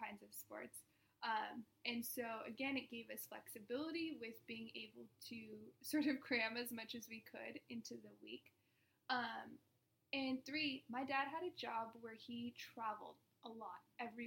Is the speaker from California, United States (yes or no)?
yes; Orange County, California, United States; also born or lived in Phoenix; I was born and raised in Orange County